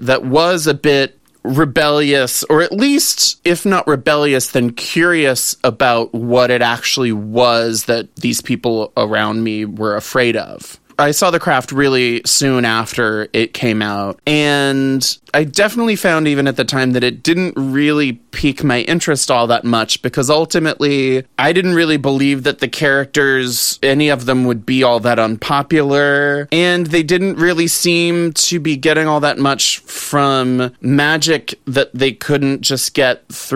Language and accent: English; the South, United States; growing up in the South